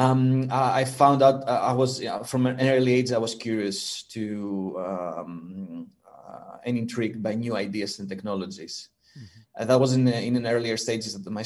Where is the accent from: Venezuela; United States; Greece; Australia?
Greece; moved away as an adult; now in Netherlands; I'm originally from Greece, and I arrived in the Netherlands in 2007